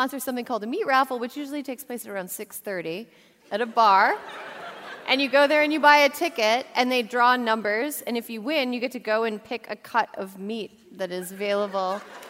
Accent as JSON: {"language": "English", "town": "Frederic", "region": "Wisconsin", "country": "United States", "tie": "born or raised there", "moved": "yes", "said": "my hometown is right near the border of Wisconsin and Minnesota."}